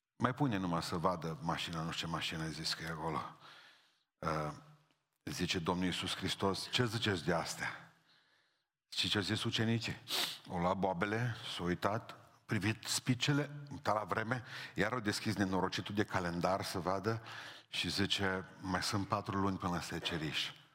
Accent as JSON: {"language": "Romanian", "country": "Romania", "said": "Sunt român și nu trebuie să încerc scuze pentru asta."}